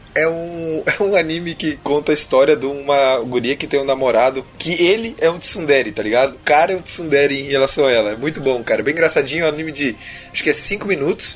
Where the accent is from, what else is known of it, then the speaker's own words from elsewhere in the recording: Rondônia, Brazil; eu sou de Rondônia